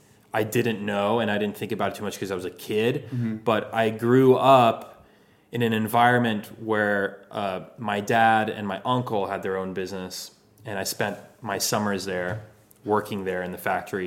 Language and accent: English; Pasadena, California, United States; My whole life, born and raised here. I grew up in Pasadena.